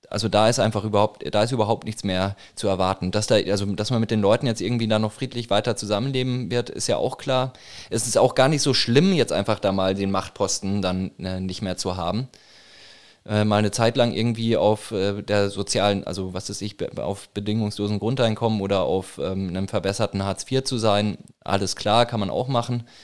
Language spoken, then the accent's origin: German; Würzburg, Bavaria, Germany; Ich komme aus Würzburg, ähm, im Norden von, also Norden von Bayern, Franken.